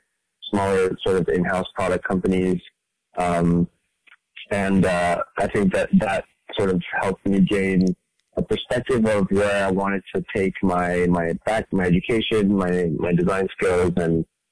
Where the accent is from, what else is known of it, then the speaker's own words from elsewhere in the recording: France; moved away as an adult; also born or lived in Dubai; now in San Francisco, United States; I'm an artist and designer living in San Francisco. I grew up in France and Dubai and moved to America for university, and I've been here ever since.